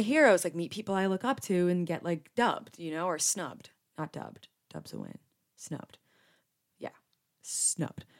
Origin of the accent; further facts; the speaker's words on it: New Jersey, United States; Being born and raised in Jersey